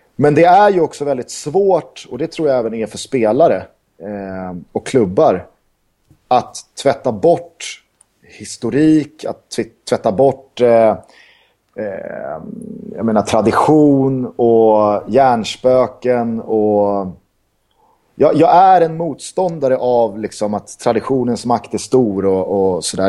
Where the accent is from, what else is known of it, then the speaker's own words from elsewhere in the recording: Sweden; jag är svensk